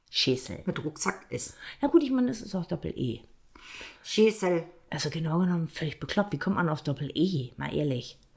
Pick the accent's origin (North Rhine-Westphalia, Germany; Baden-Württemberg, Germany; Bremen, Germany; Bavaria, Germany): Bremen, Germany; born there; Ich bin einfach nur in Bremen geboren. Fertig aus.